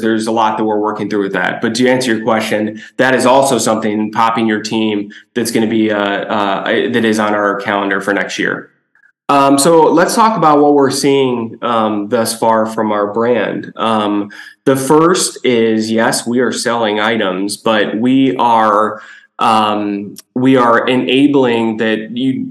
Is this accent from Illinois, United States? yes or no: yes; Chicago, Illinois, United States; born and raised in Chicago, a kid in the 90s